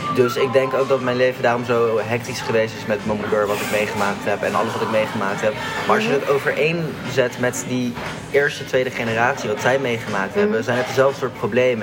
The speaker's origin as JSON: {"language": "Dutch", "country": "Netherlands", "tie": "born or raised there", "also_born_or_lived": "Spain", "said": "We zijn wel hier geboren en we hebben een Nederlandse ouder en een niet-Nederlandse ouder."}